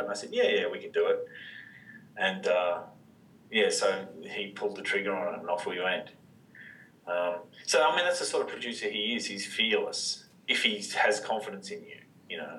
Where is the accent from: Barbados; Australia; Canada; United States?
Australia; Wodonga, Victoria; I grew up in in Wodonga